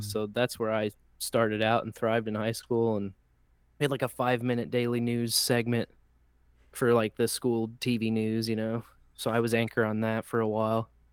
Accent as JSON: {"language": "English", "town": "Kansas City", "region": "Missouri", "country": "United States", "tie": "born or raised there", "said": "I grew up here in the Kansas City area"}